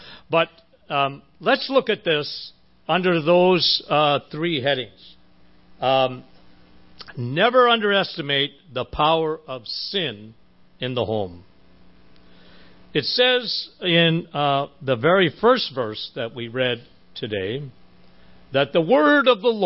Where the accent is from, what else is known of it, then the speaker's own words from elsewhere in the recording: Timmins, Ontario, Canada; That's my hometown